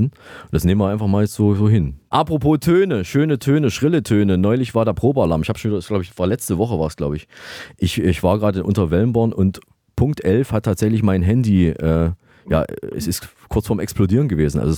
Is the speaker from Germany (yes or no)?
yes; East Germany, Germany; wir sind ja beide äh, aus der DDR äh, oder es gab ja in der DDR Barbies Schwester Steffi.